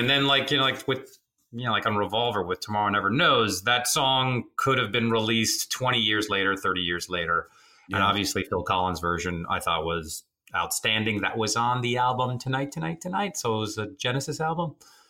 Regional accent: Rome, Lazio, Italy; born there; And so I was born in Rome.

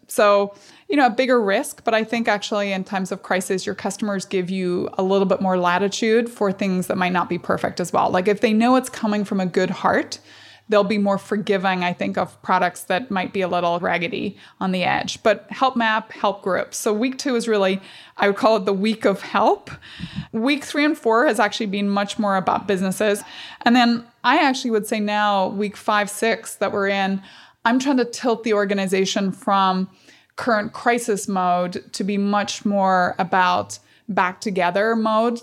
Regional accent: Strabane, Northern Ireland, United Kingdom; I grew up in Northern Ireland.

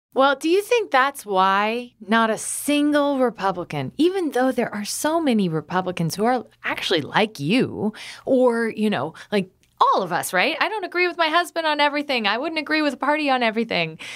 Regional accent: Galesburg, Illinois, United States; I grew up in Galesburg, Illinois

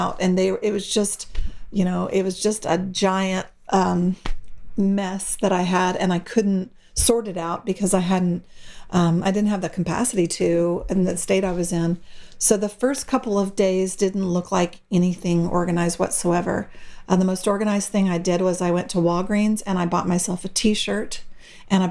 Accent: Austin, Texas, United States; now in San Angelo, United States; my hometown of Austin, Texas

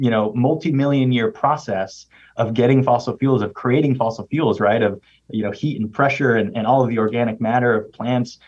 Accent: Miami, Florida, United States; moved away; I'm a second generation Cuban American, born and raised in Miami, Florida

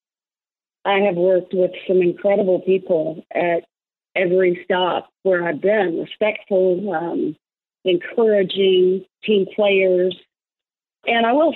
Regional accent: Fayetteville, Arkansas, United States; Fayetteville, Arkansas, my hometown, where I not only played college golf

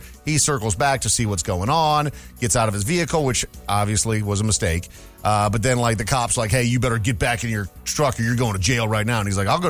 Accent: Minnesota, United States; We grew up in Minnesota.

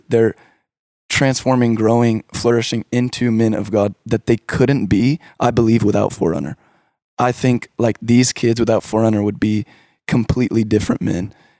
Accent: Richardson, Texas, United States; I grew up in the Richardson area.

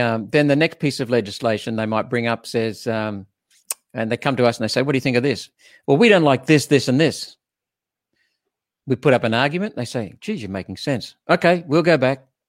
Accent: Queensland, Australia; being a Queenslander

